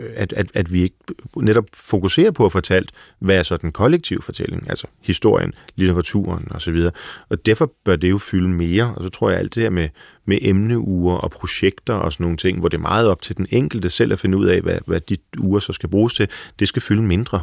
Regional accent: Frederikssund, Capital Region of Denmark, Denmark; Jeg er vokset op i Frederikssund

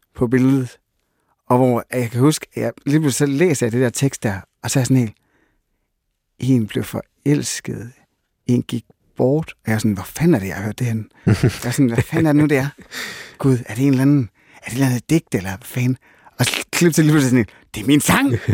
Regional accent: Jutland, Denmark; jeg er sygt meget fra Jylland

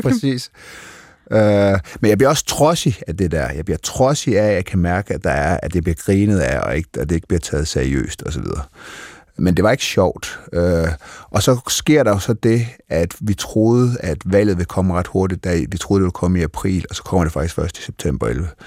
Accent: North Jutland, North Denmark Region, Denmark; Jeg er fra Nordjylland

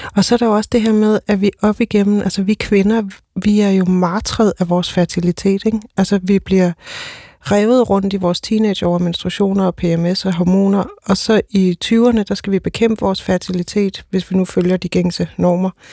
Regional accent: Odense, Southern Denmark, Denmark; Jeg kommer totalt fra Odense

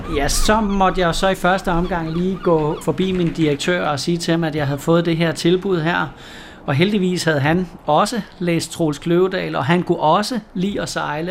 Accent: West Jutland, Central Denmark Region, Denmark; moved away; jeg er bondedreng ude fra Vestjylland dengang

